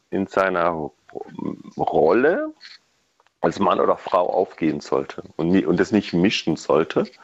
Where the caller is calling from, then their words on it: Kraichtal, Baden-Württemberg, Germany